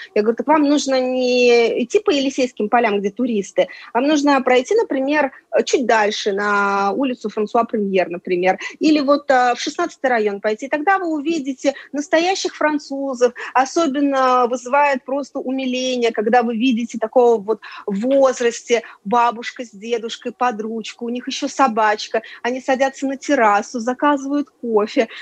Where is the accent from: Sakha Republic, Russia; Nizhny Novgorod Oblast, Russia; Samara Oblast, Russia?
Samara Oblast, Russia; Samara; moved away as an adult; now in France; я родилась в Самаре